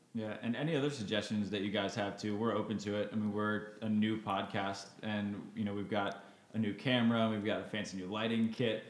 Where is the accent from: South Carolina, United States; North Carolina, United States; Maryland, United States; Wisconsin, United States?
Maryland, United States; moved away; also born or lived in Florida; growing up in Maryland.